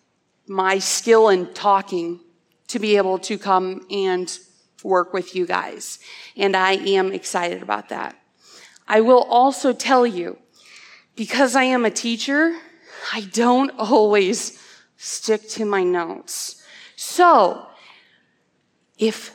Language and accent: English; Cedar Falls, Iowa, United States; also born or lived in Ankeny, Iowa / Dysart, Iowa; I grew up in Cedar Falls, Iowa